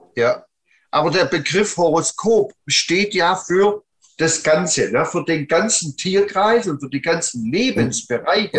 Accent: Plochingen, Baden-Württemberg, Germany; Sohn geboren im Bereich Holzhandlung im Stuttgarter Raum, Blochinger Hafen

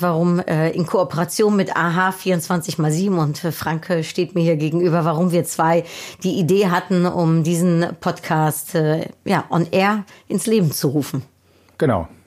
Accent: Netherlands; born there; Ich bin in den Niederlanden geboren, äh, habe leider diesen wunderschönen holländischen Akzent nicht.

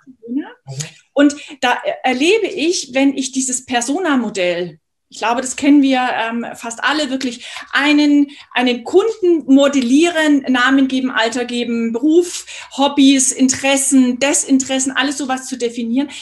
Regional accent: Munich, Bavaria, Germany; Ich komme aus München.

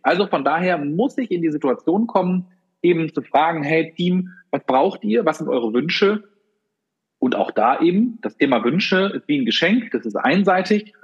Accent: Germany; Wir Deutschen

